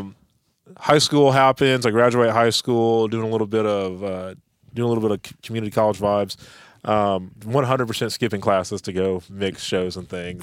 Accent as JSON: {"language": "English", "town": "Tulsa", "region": "Oklahoma", "country": "United States", "said": "I'm from Tulsa, Oklahoma"}